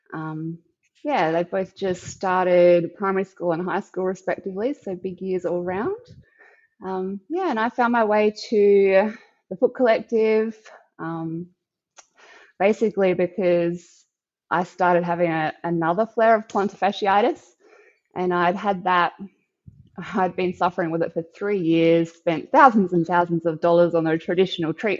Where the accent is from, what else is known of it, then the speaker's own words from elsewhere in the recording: Victor Harbor, South Australia, Australia; I come from Victor Harbour in South Australia, which is a lovely little town